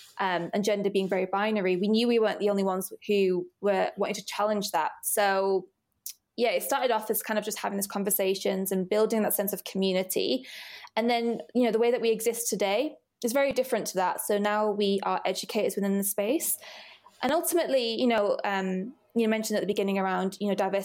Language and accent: English; Rochdale, North West England, United Kingdom; moved away as an adult; also born or lived in Oldham; now in London, United Kingdom; I was born in Oldham, but yeah, I grew up in Rochdale